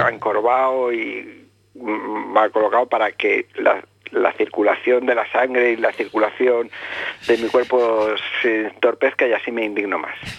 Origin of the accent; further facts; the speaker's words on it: Spain; me he educado en la tradición católica como todo español que ha ido de, mi generación